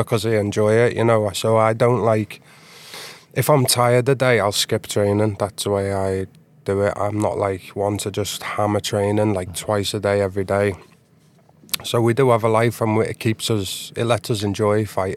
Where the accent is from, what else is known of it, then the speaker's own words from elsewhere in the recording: near Liverpool, North West England, United Kingdom; moved away as an adult; now in Stockholm, Sweden; Right now, I tone down my accent, so I'm from, like, a place near Liverpool. When I speak to my friends normally, you wouldn't understand a word I'm saying